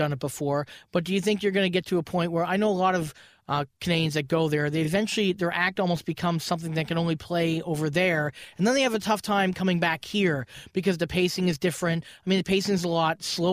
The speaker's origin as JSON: {"language": "English", "country": "United Kingdom", "moved": "yes", "said": "I'm British"}